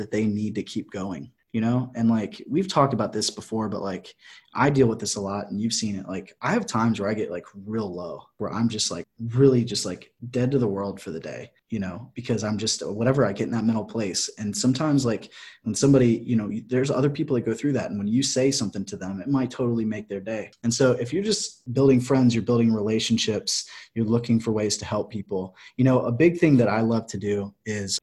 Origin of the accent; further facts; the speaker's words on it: Clear Lake, United States; moved away; back home in Clear Lake